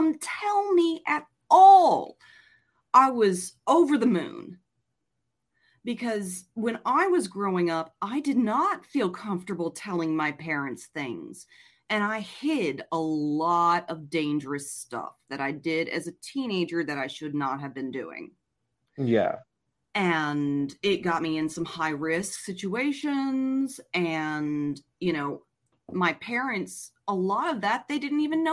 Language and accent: English; Abita Springs, Louisiana, United States; I grew up in South Louisiana where there is a heavy Catholic